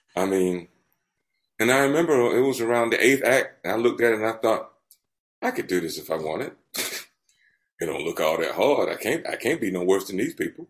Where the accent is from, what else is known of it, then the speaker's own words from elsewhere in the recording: Albany, Georgia, United States; moved away as an adult; now in England, United Kingdom; my hometown of Albany